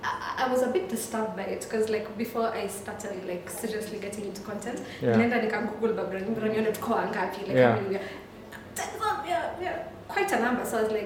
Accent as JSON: {"language": "English", "country": "Kenya", "said": "I found myself gravitating towards issues that I found annoying as a Kenyan."}